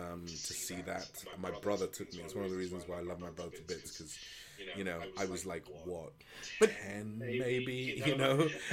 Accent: Spain; because I grew up in Spain

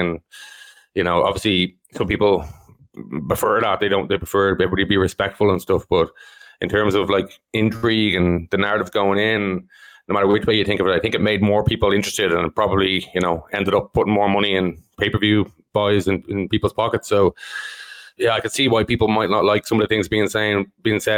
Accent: Ireland; I'm Irish

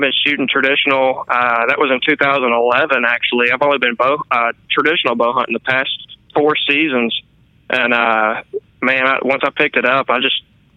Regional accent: Northwest Louisiana, United States; I'm actually from Northwest Louisiana, and I grew up on a little farm outside of town

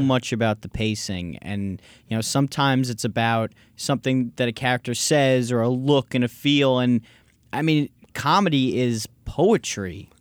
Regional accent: New York, United States; now in Los Angeles, United States; I was from New York.

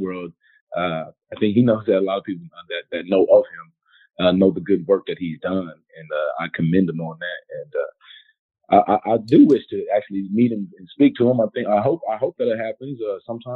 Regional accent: Houston, Texas, United States; moved away; I'm from Houston originally

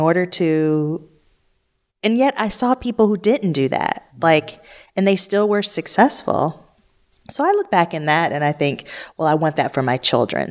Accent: Detroit, Michigan, United States; I grew up in Detroit where it was ninety-nine point nine percent black.

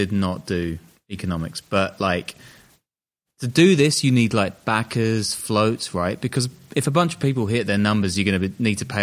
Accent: United Kingdom; I'm British.

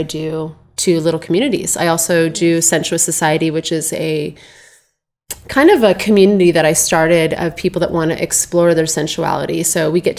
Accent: Boise, Idaho, United States; also born or lived in Los Angeles, California; I'm originally from Boise

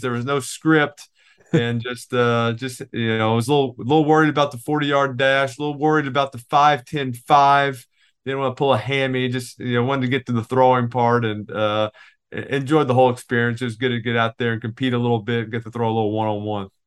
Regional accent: Louisiana, United States; I was from Louisiana

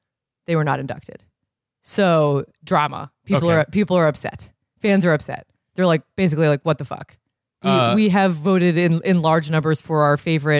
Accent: Burlington, Vermont, United States; I'm from Burlington, Vermont.

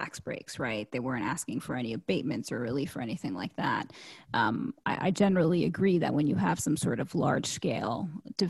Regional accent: New York City, New York, United States; I'm from Queens

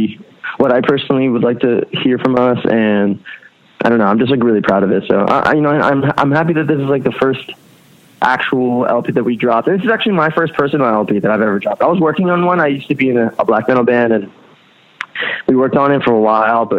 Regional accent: Allentown, Pennsylvania, United States; moved away as an adult; also born or lived in Rhode Island; now in Philadelphia, United States; I was born in Lehigh Valley, which is an hour north of Philly. I spent like my entire childhood there.

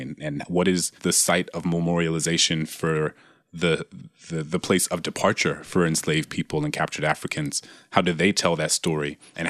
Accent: the South, United States; given that I grew up in the South

